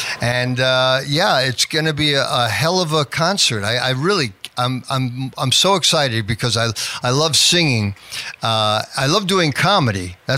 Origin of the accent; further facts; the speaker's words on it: Merrick, New York, United States; also born or lived in Mount Vernon, New York / Maryland; I grew up in New York. I was born in Mount Vernon, New York, and I moved to South Shore, Long Island, Merrick. And then I lived there until I went to college in Maryland.